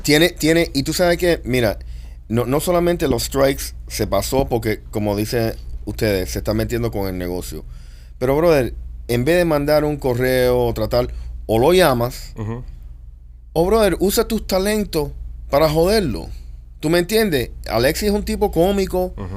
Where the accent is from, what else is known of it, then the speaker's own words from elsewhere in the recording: Cuba; somos cubanos